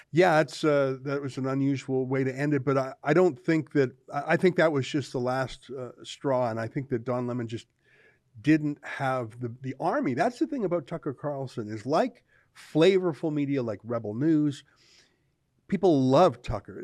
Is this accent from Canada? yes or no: yes; Canada; I'm a Canadian